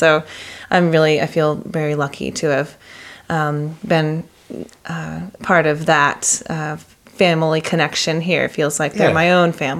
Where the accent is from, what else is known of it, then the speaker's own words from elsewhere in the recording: the Bible Belt, United States; now in Pacific Northwest, United States; I mean, I'm from the Bible Belt pretty much.